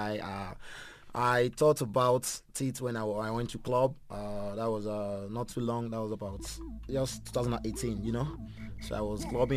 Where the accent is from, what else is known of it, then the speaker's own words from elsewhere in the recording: Benin City, Edo, Nigeria; moved away as an adult; also born or lived in Abuja; now in South Africa; I was born in Benin City. I grew up there